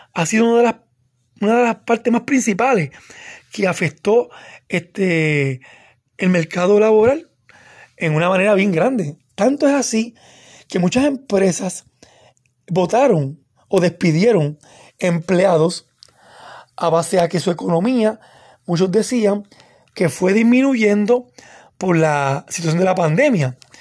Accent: Puerto Rico; moved away as an adult; now in North Carolina, United States; como puertorriqueños que estamos mudándonos para acá, para los Estados Unidos, en los últimos cuatro años

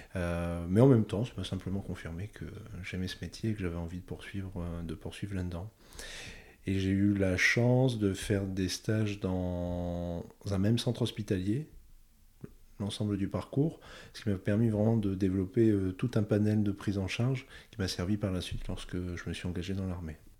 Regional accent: northern France, France; moved away as an adult; je suis retourné euh, chez moi dans le Grand Nord de la France, chez mes parents.

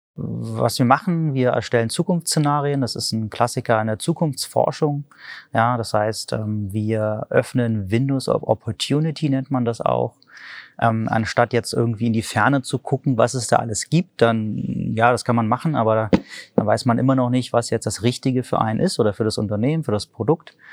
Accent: Berlin, Germany; ich komme aus Berlin

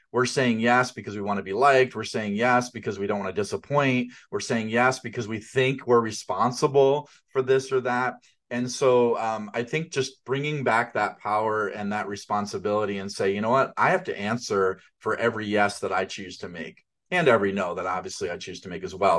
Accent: outside of New York City, United States; I grew up outside of New York City

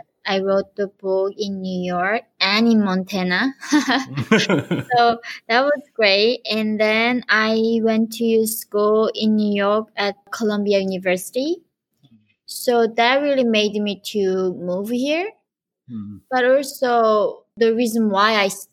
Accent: North Korea; now in United States; I was North Korean

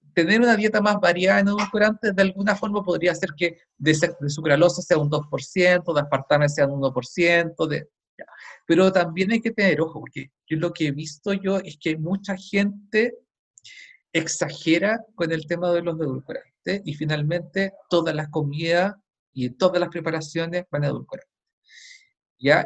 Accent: Chile; yo lo he visto en mi país

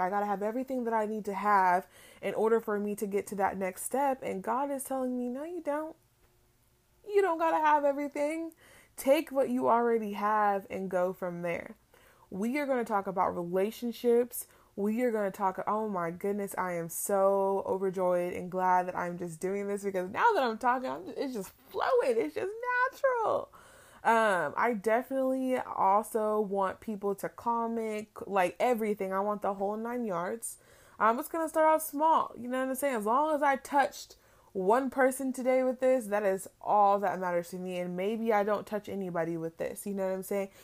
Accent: Palm Springs, California, United States; now in Florida, United States; I am originally from California, from Palm Springs to be exact, but, um, I have reside in Florida way too long

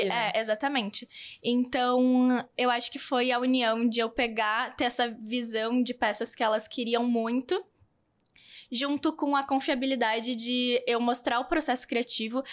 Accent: South Region, Brazil; accent: southern; eu sou do sul, um sotaque diferente

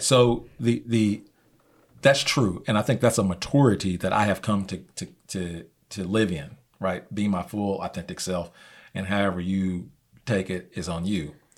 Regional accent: Midwest, United States; now in Oklahoma, United States; I came from Midwest

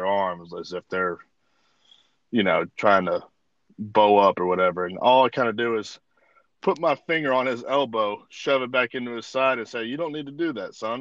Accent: Memphis, Tennessee, United States; we grew up in Memphis

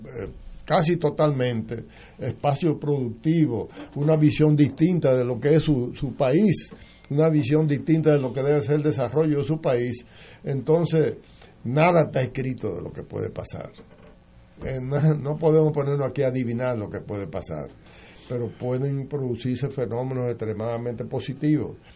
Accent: Dominican Republic; en mi país, en mi país, crece las comunicaciones

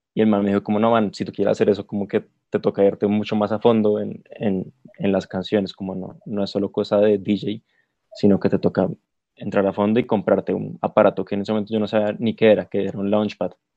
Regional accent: Bogotá, Colombia; soy productor de la ciudad de Bogotá, capital de Colombia

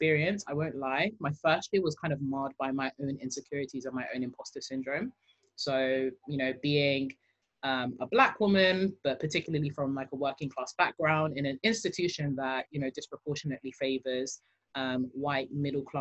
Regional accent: London, United Kingdom; accent: British; I grew born and raised in London

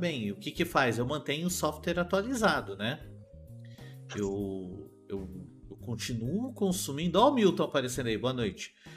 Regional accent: São Paulo, Brazil; eu sou de São Paulo

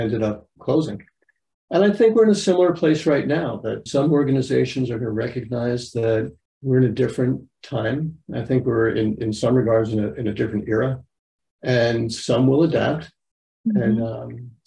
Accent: New York, United States; I'm from New York

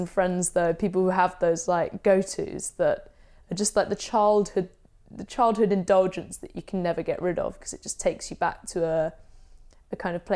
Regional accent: southern England, United Kingdom; England. England. English food just Southern English.

